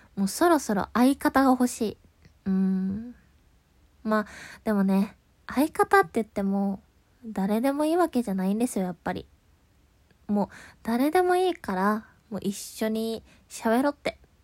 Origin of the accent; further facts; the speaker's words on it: Kansai, Japan; 関西で生まれ育った